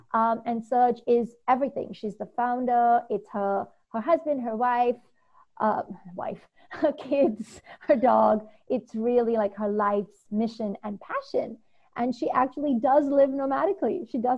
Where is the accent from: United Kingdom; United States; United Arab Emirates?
United Arab Emirates; Dubai; Growing up in Dubai her whole life, our parents would take us back home to India, where our grandparents and our family was